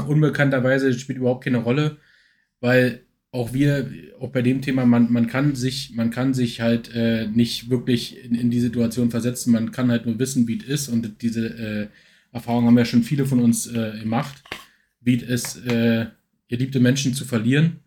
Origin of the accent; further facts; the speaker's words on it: Berlin commuter belt, Brandenburg, Germany; viele, die, die, äh, meinen Dialekt jetzt, äh, nicht erkennen, die wissen natürlich nicht, dass ich aus dem Speckgürtelbereich von Berlin komme